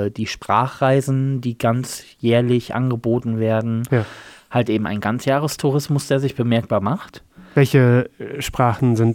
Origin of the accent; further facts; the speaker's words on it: Germany; weil ich gesagt habe, als Deutscher.